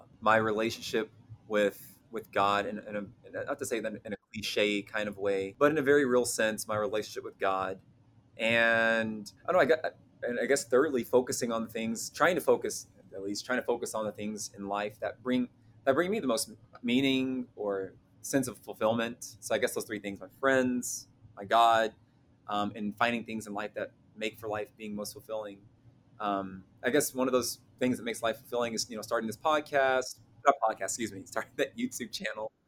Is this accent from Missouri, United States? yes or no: no; Louisville, Kentucky, United States; I was born and raised in the South, here in Louisville, Kentucky, by my mom